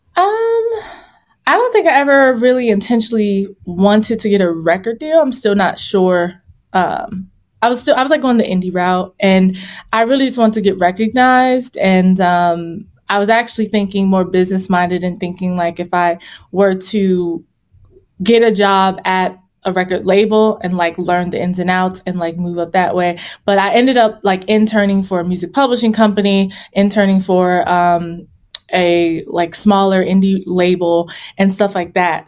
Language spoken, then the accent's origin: English; Virginia, United States; moved away as an adult; also born or lived in Los Angeles; I'm from Virginia